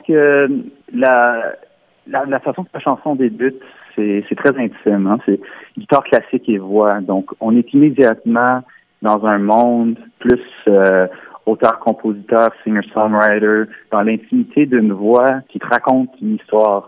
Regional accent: Ontario, Canada; first language French

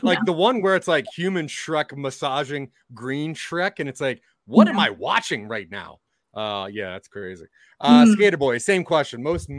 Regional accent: East Coast, United States; I'm from the East Coast.

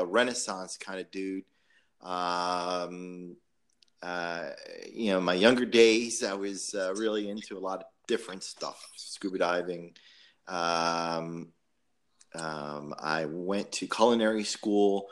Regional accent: just outside of Davie, Florida, United States; I grew up just outside of Davie

